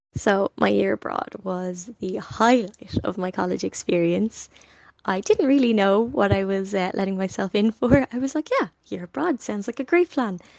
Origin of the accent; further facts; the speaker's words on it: Dublin, Leinster, Ireland; I've always been a little bit in my own bubble with my family in my particular suburb of North Dublin